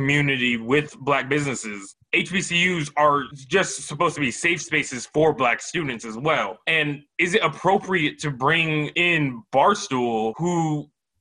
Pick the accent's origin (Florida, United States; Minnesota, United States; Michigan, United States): Florida, United States; South; I'm from South Florida